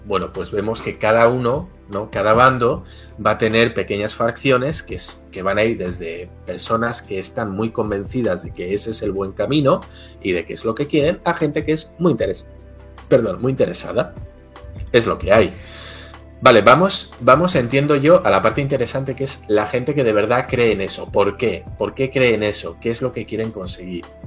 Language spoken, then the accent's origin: Spanish; Basque Country, Spain; Yo soy del País Vasco, que está en el norte de España, en frontera con Francia.